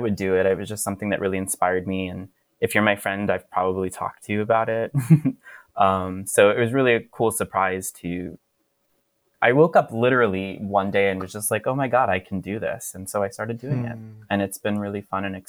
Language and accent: English; Florida, United States; moved away; Growing up in Florida, also, I didn't have a queer community.